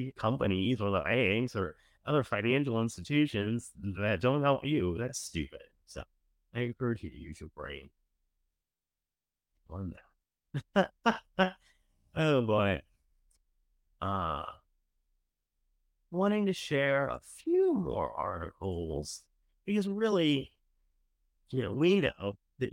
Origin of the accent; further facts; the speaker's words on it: Maryland, United States; now in Virginia, United States; I grew up in Maryland.